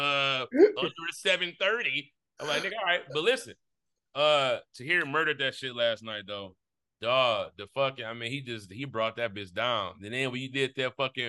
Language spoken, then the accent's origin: English; Midwest, United States; Speaking as a Midwesterner